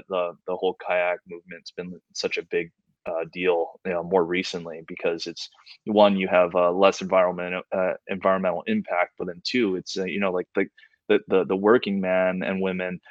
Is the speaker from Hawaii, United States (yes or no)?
yes; Hawaii, United States; moved away; I grew up in Hawaii, and where we have our own culture and we have our own identity there